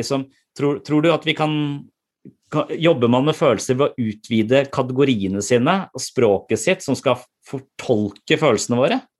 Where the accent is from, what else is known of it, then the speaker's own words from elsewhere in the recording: Eastern Norway, Norway; moved away; jobber på Sørlandet, men jeg er fra Østlandet